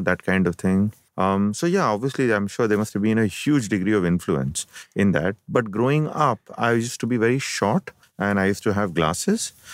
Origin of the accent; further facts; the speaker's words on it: Mumbai, Maharashtra, India; also born or lived in Kerala / Ajmer / Chennai; I have been born and brought up in Bombay